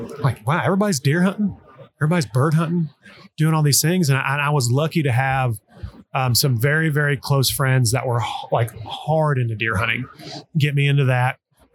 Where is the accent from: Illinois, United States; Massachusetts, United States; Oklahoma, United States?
Oklahoma, United States; I grew up in Oklahoma